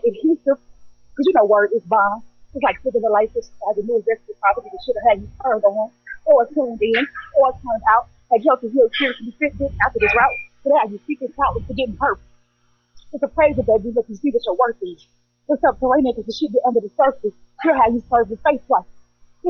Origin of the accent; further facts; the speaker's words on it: St. Louis, Missouri, United States; I'm from St. Louis, Missouri, Midwest